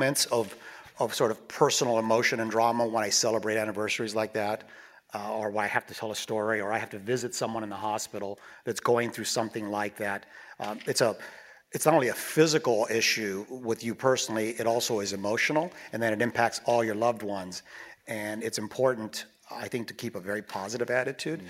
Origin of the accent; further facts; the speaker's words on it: Huntington Beach, California, United States; I grew up in Huntington Beach. I was a surfer kid